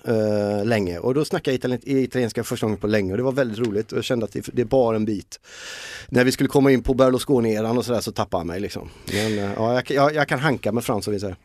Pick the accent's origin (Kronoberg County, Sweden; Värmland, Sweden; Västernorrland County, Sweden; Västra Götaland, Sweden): Västra Götaland, Sweden; Gothenburg; accent: Gothenburg dialect (göteborgska); now in Stockholm, Sweden; göteborgskan tappar jag ju aldrig